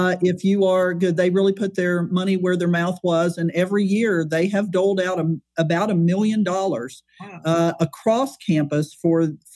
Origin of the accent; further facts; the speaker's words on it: West Virginia, United States; moved away as an adult; now in Texas, United States; I'm originally from West Virginia.